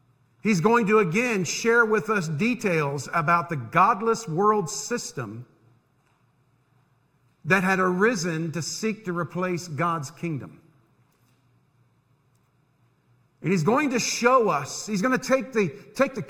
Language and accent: English; United States; I'm an American